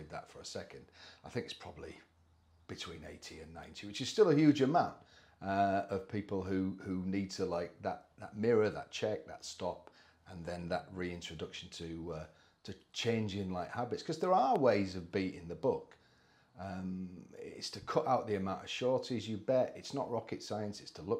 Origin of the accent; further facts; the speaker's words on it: Scarborough, Yorkshire and the Humber, United Kingdom; born there; Yeah, I was born in Scarborough, not from a racing background at all. So fairly near Malton